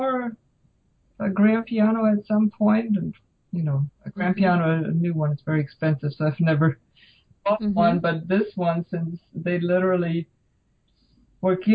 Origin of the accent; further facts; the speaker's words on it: Germany; moved away as an adult; now in United States; I grew up in Germany